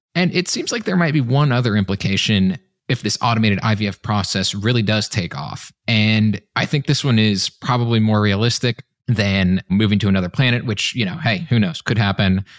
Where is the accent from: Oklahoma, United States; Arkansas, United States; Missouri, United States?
Missouri, United States; Kansas City; my hometown of Kansas City